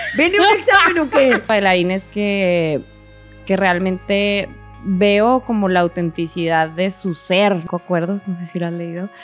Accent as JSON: {"language": "Spanish", "town": "Hidalgo del Parral", "region": "Chihuahua", "country": "Mexico", "tie": "born or raised there", "also_born_or_lived": "Mexico City", "moved": "as an adult", "said": "crecimos en Parral realmente, porque a los seis años más o menos míos eh, nos mudamos a, Parral, Chihuahua"}